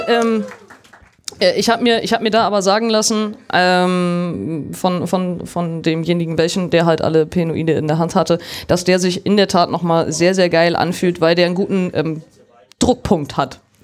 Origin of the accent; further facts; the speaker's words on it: Germany; bei uns in Deutschland